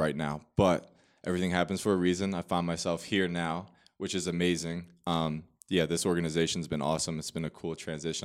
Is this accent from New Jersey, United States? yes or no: yes; Manasquan, New Jersey, United States; moved away as an adult; I am born and raised in New Jersey, Monmouth County, so Manasquan, New Jersey. Um, spent my whole childhood there